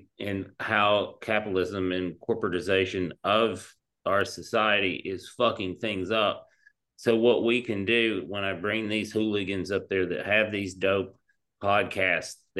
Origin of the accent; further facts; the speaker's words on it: East Tennessee, United States; I'm a hillbilly from East Tennessee